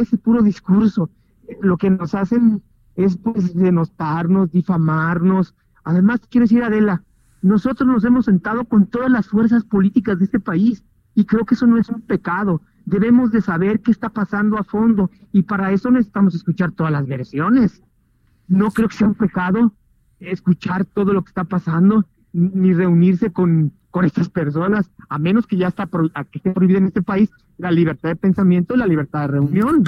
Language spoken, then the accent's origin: Spanish; Mexico; nosotros los mexicanos